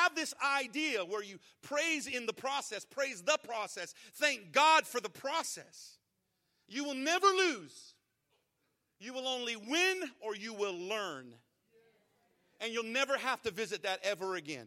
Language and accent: English; Arizona, United States; moved away as an adult; now in Texas, United States; I grew up in Arizona